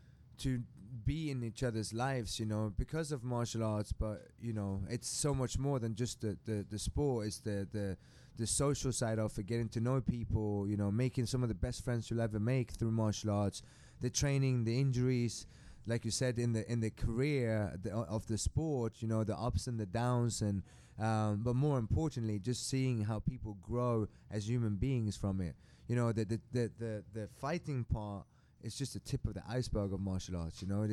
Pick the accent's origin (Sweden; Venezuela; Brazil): Sweden; English is a second language; also born or lived in England / Germany / France / Mexico; I'm from Sweden originally. I lived in England for many years. That's why I might not sound that Swedish. But I'm very proud being from Sweden for many reasons.